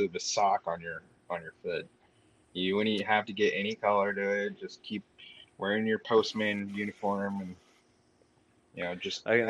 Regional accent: Southern California, United States; I grew up in Southern California, and Mexican food is like an everyday thing for me.

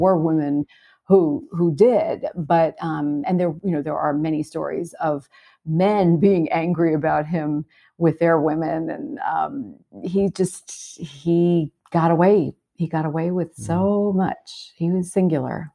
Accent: New York City, New York, United States; I grew up in Brooklyn

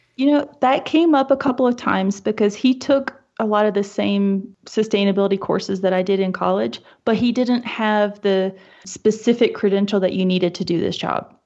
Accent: East Coast, United States; moved away as an adult; now in Wyoming, United States; growing up on the East Coast and then living on the West Coast as an adult

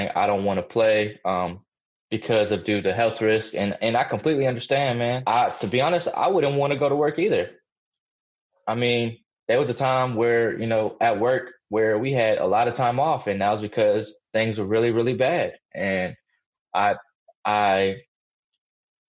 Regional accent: Massachusetts, United States; I was born in Massachusetts

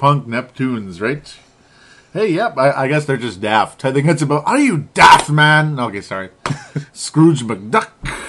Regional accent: Cuba; You know, I'm from Cuba.

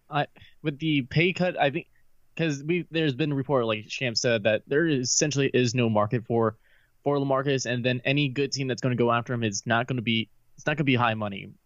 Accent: San Antonio, Texas, United States; moved away as an adult; now in Dallas, United States; I grew up in San Antonio

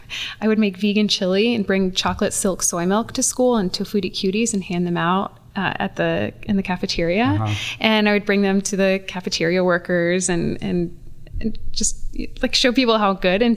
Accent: the South, United States; For me as an individual, I grew up in the South and I was early on very aware of some big social justice issues, poverty, racism, sexism.

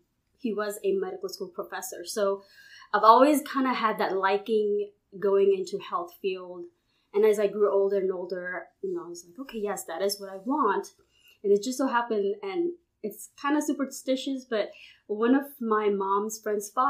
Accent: Houston, Texas, United States; moved away as an adult; now in Baton Rouge, United States; I'm originally from Houston

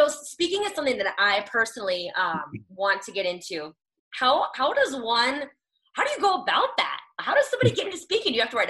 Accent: Nebraska, United States; I'm from Nebraska, so it's totally fine.

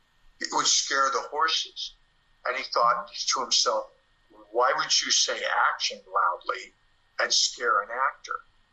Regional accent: Portland, Oregon, United States; Portland, Oregon.

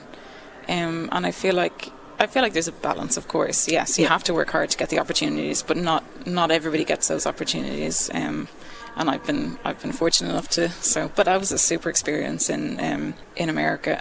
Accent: Ireland; I'm Irish

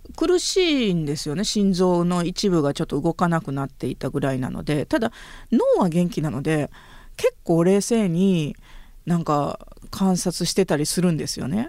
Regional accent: northern Hyogo Prefecture, Japan; 私は出身兵庫県の北部です

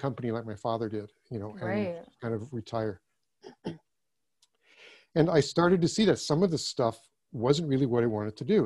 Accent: California, United States; first language German; English is a second language; I was born in California, but both my parents were German, and I had a fairly uneventful childhood and grew up.

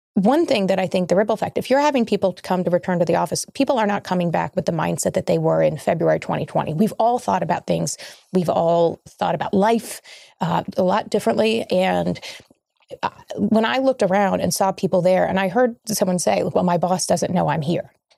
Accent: Kentucky, United States; my home state of Kentucky

